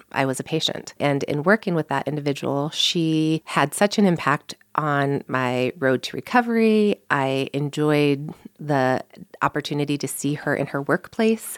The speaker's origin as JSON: {"language": "English", "town": "St. Louis", "region": "Missouri", "country": "United States", "tie": "born or raised there", "also_born_or_lived": "Iowa / Omaha, Nebraska", "moved": "as an adult", "said": "I grew up in Saint Louis, Missouri"}